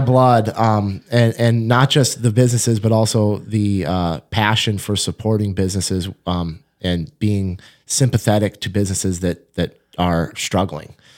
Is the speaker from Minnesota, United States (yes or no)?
yes; Fergus Falls, Minnesota, United States; moved away; I grew up in Fergus Falls